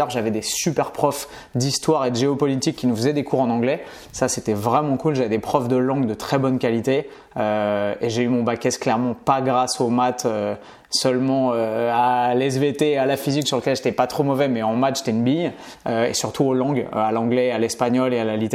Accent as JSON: {"language": "French", "town": "Paris", "region": "Île-de-France", "country": "France", "tie": "born there", "also_born_or_lived": "Bastia / Montpellier / Nice / Orléans", "said": "J'ai énormément bougé, seulement en France métropolitaine. Euh, mais tu vois, j'ai habité, je suis né à Paris et ensuite j'ai habité à Bastia, à Montpellier, à Nice, à Orléans, à Clermont-Ferrand."}